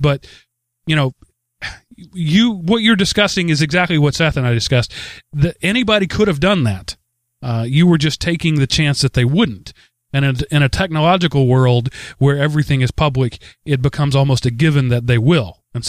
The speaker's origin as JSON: {"language": "English", "country": "Denmark", "said": "I come from Denmark."}